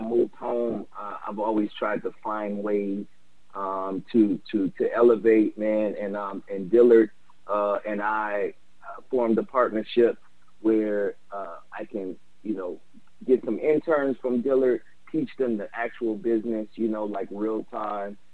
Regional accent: New Orleans, Louisiana, United States; me growing up in New Orleans, I had music all over the place

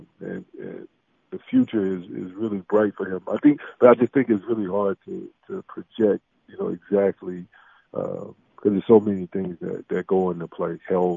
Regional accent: Atlanta, Georgia, United States; moved away as an adult; also born or lived in Vancouver, Canada / Portland, Oregon / Sacramento; the neighborhood I grew up in Southwest Atlanta

